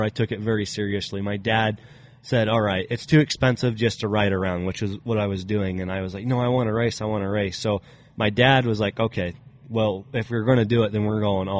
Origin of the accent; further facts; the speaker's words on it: Briggsdale, Colorado, United States; also born or lived in Wiggins, Colorado; I originally was from Briggsdale, which is just about 30 minutes away. That'd be like northeast of Greeley.